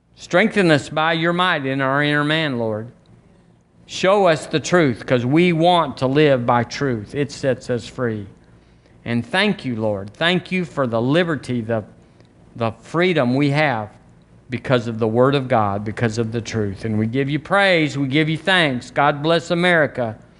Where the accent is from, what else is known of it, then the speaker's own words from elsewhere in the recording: United States; I'm an American